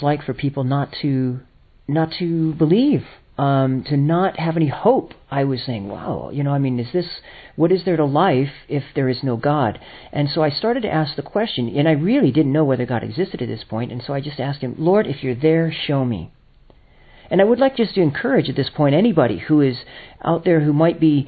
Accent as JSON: {"language": "English", "area": "Los Angeles area", "region": "California", "country": "United States", "moved": "yes", "said": "I'm originally from America. California is my home in Los Angeles area"}